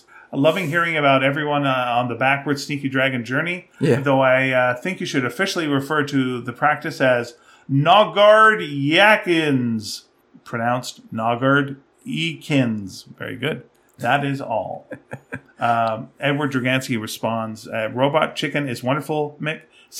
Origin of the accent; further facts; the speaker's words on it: Australia; Growing up in Australia climatizes you to warm winters to such an extent that everywhere else in the world seems positively arctic by comparison.